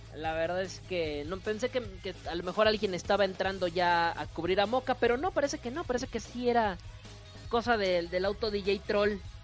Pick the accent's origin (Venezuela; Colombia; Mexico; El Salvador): Mexico; northern Mexico; de donde yo vengo